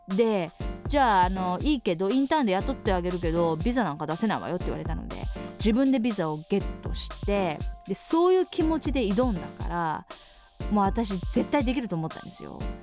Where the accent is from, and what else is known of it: Japan; moved away as an adult; now in New York, United States